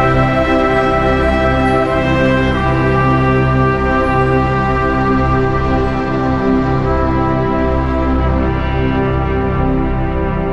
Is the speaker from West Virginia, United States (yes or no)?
yes; West Virginia, United States; I'm from West Virginia